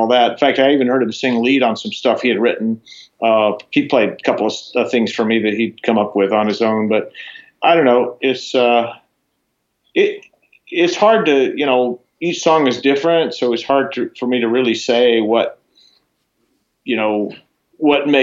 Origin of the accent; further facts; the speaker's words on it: Florida, United States; moved away; also born or lived in Boulder, Colorado / Los Angeles; I grew up in Florida